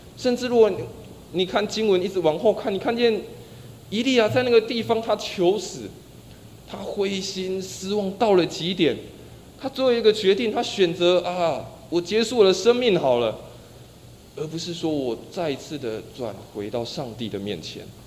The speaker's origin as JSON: {"language": "Chinese", "country": "Taiwan", "said": "生活在台湾的我们"}